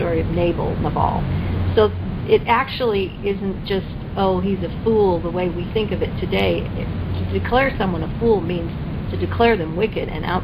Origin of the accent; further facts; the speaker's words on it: Canada; now in United States; I grew up in Canada